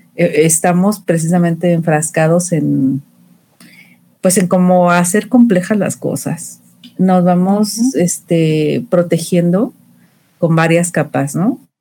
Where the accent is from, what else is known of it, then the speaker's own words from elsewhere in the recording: Mexico City, Mexico; de la Ciudad de México, de la región Coyoacán Poniente.